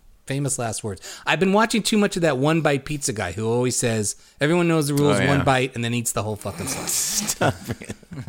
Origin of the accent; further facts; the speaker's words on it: New York, United States; growing up in New York